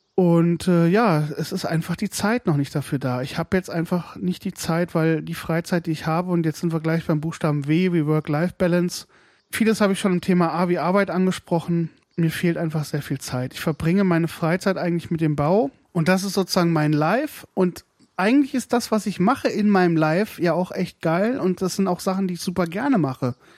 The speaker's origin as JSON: {"language": "German", "region": "Hesse", "country": "Germany", "tie": "born or raised there", "moved": "yes", "lives_now": "Brandenburg, Germany", "said": "Ich bin, wie gesagt, in Hessen aufgewachsen, also in West, ehemaligen Westdeutschland"}